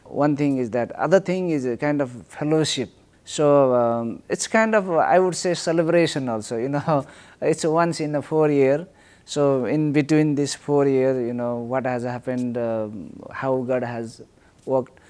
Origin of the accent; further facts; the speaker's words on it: Mongolia; I am from Mongolia